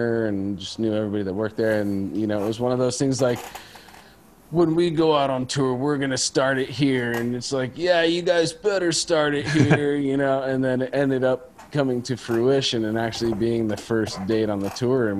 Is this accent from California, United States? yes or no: yes; Pacifica, California, United States; my hometown